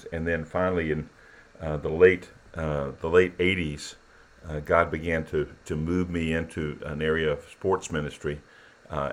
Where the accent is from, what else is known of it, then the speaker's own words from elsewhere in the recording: Columbia, South Carolina, United States; born and raised in Columbia, South Carolina